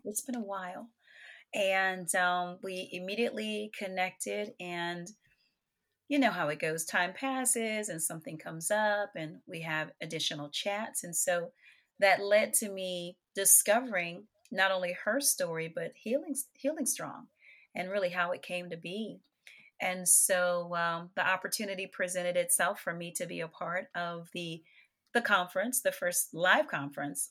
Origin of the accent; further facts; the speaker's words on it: New Orleans, Louisiana, United States; I am, New Orleans, Louisiana. I grew up on Music Street